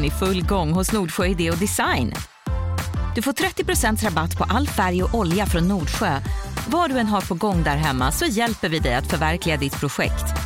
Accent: Sweden; Men jag är en svensk kvinna.

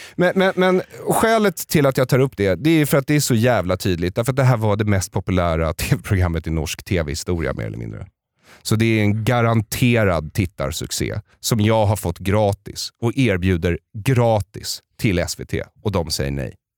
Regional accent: Solna, Stockholm County, Sweden; jag växte upp i Bergshamra utanför Stockholm

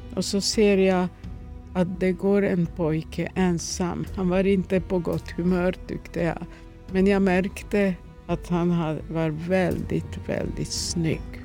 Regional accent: Ruma, Vojvodina, Serbia; Swedish is a second language; also born or lived in Novi Sad; now in Sweden; min hemstad Roma

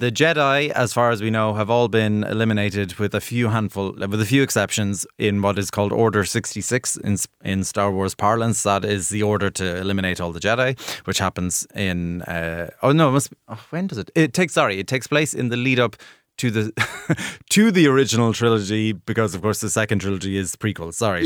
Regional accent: Ireland; as an Irish viewer

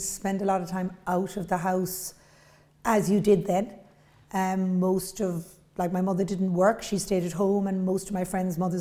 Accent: Cork, Munster, Ireland; I grew up in Beaumont or Blackrock, so four kids, only girl

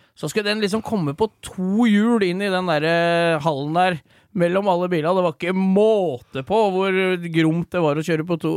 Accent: Romerike, Akershus, Norway

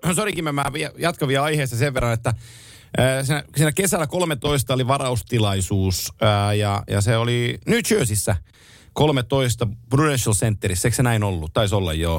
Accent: Oulu, North Ostrobothnia, Finland; mä oon Oulusta kotosi

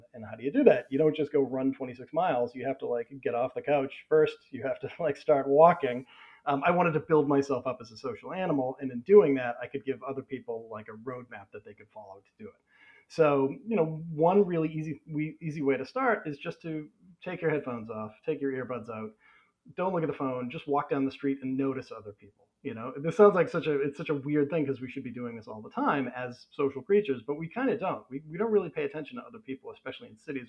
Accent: United States; I grew up in America in the 80s

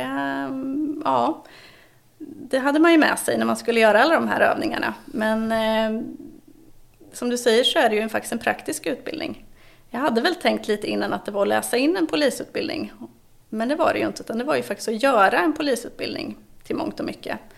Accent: eastern Sweden, Sweden; also born or lived in Gotland; de östra regionerna där av Sverige är ju min hemort

